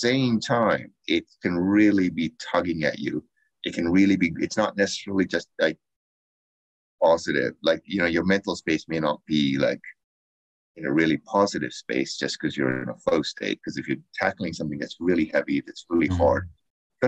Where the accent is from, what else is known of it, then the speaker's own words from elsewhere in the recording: Canada; as a Canadian